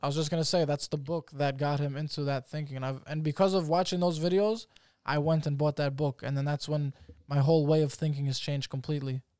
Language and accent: English; New York, United States; I'm a fucking citizen. I was born in New York.